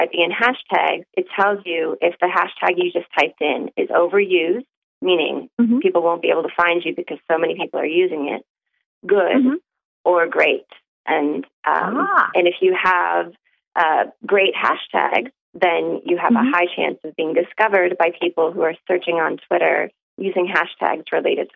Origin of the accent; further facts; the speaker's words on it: Minneapolis, Minnesota, United States; moved away as an adult; now in Columbus, United States; I moved here in 2008. I grew up in Minneapolis, Minnesota